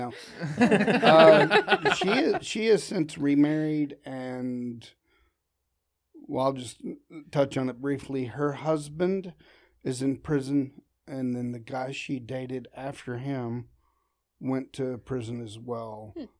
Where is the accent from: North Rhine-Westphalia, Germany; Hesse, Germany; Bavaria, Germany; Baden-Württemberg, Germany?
Bavaria, Germany; Würzburg; born there; Yeah, my dad was in the military. He was a sergeant. I was born in a place called Würzburg, Germany.